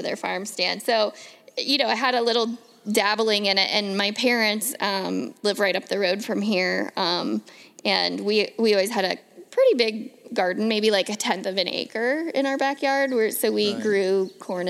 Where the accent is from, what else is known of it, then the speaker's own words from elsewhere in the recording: Northern Kentucky, United States; moved away as an adult; also born or lived in Seattle; I was born and raised in Northern Kentucky